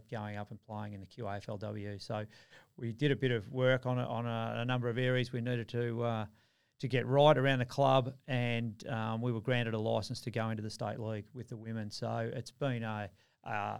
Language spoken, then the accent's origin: English; Melbourne, Victoria, Australia; moved away as an adult; now in Queensland, Australia; born and bred in Melbourne, moved up here